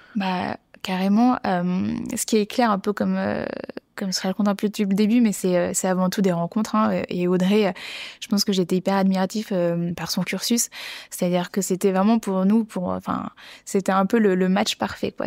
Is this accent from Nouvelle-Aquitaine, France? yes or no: yes; Bordeaux, Nouvelle-Aquitaine, France; j'ai grandi à Bordeaux